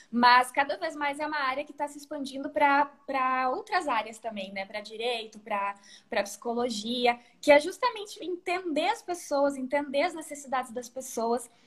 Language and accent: Portuguese; Rio Grande do Sul, Brazil; eu tenho 33 anos. É, sou natural do Rio Grande do Sul e agora tenho um mês mais ou menos estou morando aqui no interior de São Paulo.